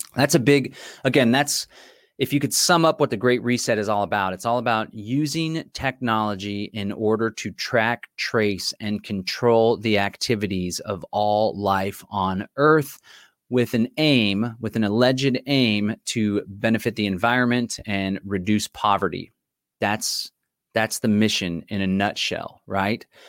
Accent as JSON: {"language": "English", "town": "Austin", "region": "Texas", "country": "United States", "tie": "born or raised there", "said": "here in the city of Austin, my hometown"}